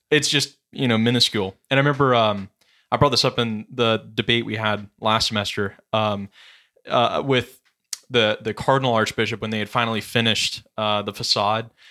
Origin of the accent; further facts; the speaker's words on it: West Coast, United States; I'm from West Coast as well